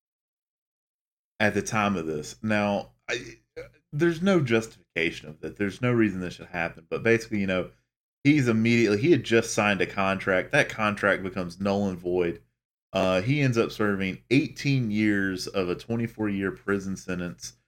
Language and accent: English; Charlotte, North Carolina, United States; that's where I'm from. I'm from Charlotte